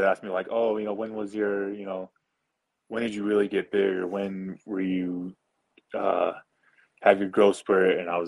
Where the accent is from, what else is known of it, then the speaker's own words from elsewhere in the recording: Des Moines, Iowa, United States; moved away as an adult; I'm from Des Moines, Iowa